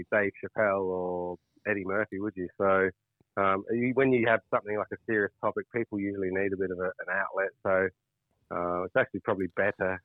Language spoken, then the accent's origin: English; England, United Kingdom; now in Australia; I'm an English cricketer.